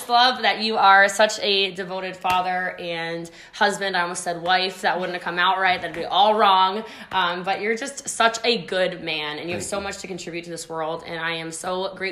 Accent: Middletown, Maryland, United States; also born or lived in Texas; I'm from Middletown, Maryland. I'm from like middle of nowhere country

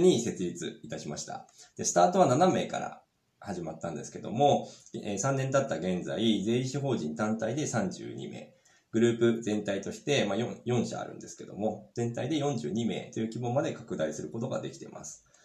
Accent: Sapporo, Hokkaido, Japan; 札幌市出身です。で、もう学校は全部札幌で、えー、過ごしてます。

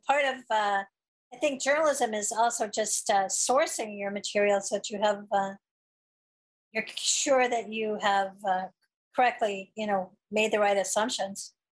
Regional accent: Missouri, United States; myself growing up in Missouri in the Midwest

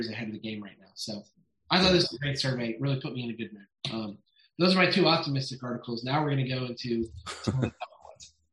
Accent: Ohio, United States; First Solar is operating in my home state in Ohio

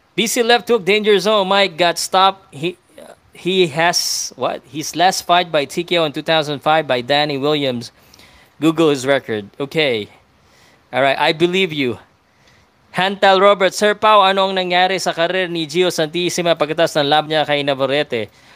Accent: Philippines; Filipino ako eh

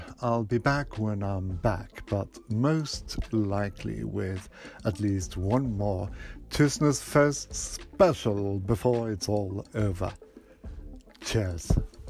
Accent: Norway; first language Norwegian; English is a second language; in my native tongue

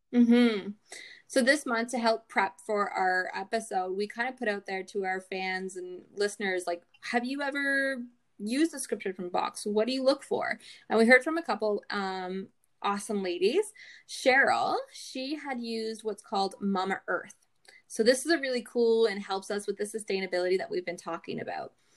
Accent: Canada; we're Canadian

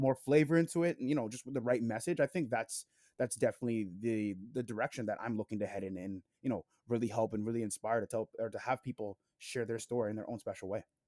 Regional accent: Toronto, Ontario, Canada; I'm from Toronto, Canada, like Jake

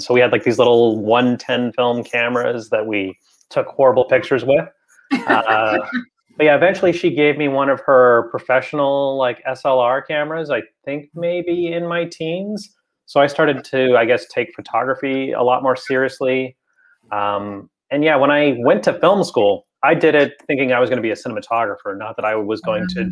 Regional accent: Toronto, Ontario, Canada; also born or lived in Oakland, California, United States / San Diego, California, United States; I was born in Oakland, raised more or less in San Diego for a big chunk of my childhood until we came up here.

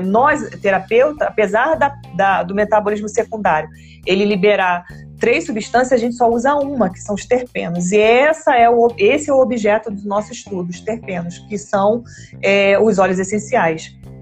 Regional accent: Brazil; nós somos brasileiros

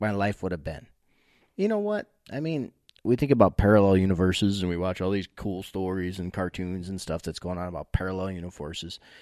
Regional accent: New York, United States; moved away; also born or lived in Jamestown, New York

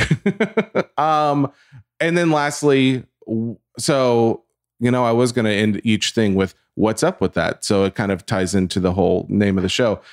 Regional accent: the South, United States; I'm from the South

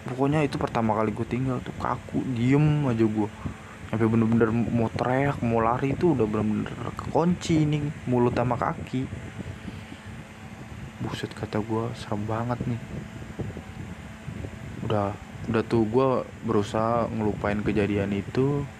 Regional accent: Java, Indonesia; menurut adat gua orang Jawa emang hal-hal mistis gitu masih ada apalagi kita tinggal di Indonesia

